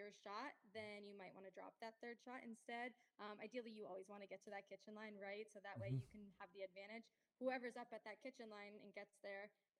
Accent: South Florida, United States; also born or lived in North Carolina; South Florida. Went to school in North Carolina. Nice. And then decided to come right on back down to Florida. And I've loved it here.

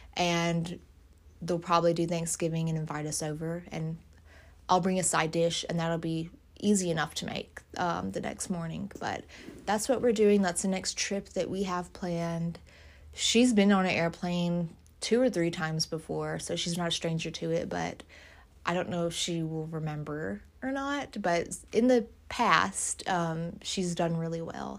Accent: Louisiana, United States; moved away; I'm from Louisiana, of course. My parents are there

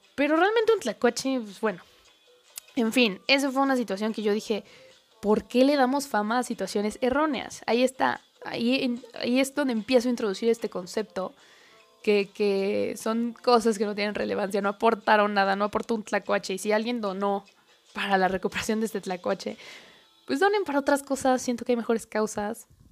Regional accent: Mexico; como mexicano

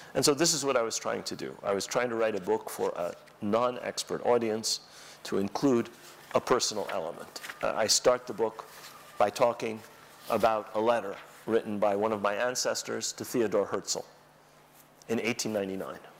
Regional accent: New York, United States; accent: American; I was born in New York as a result of the Nakba. So I have a perfect American accent because of the Nakba.

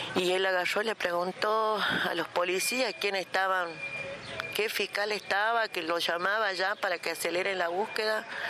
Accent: Palpalá, Jujuy, Argentina; somos de Palpalá, de Jujuy, de la provincia de Jujuy

